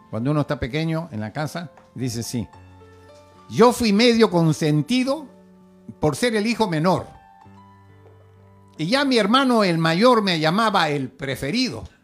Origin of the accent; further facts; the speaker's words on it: Peru; Buenas. Soy, eh … soy del Perú, pertenezco al club Arimex de Marisela Loesa y a Adela, Asociación de Escritores Latinoamericanos.